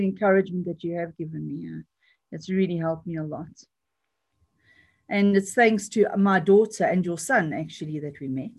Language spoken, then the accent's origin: English; United Kingdom; born there; They're both British citizens through myself because I was born in Britain